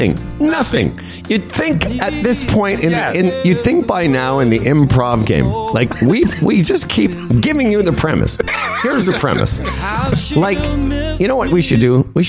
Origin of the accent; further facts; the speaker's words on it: Moose Jaw, Saskatchewan, Canada; I come from Moose Jaw, Saskatchewan